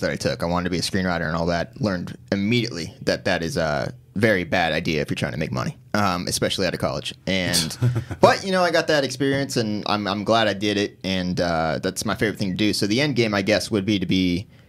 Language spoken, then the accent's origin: English; Corona, California, United States; moved away as an adult; now in Los Angeles County, United States; I grew up in Corona, which is basically an hour and a half outside